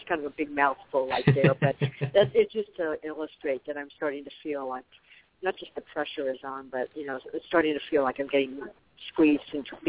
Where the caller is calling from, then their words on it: Arizona, United States; also born or lived in Colorado; I'm actually calling from Arizona, even though my area code is my old number in Colorado.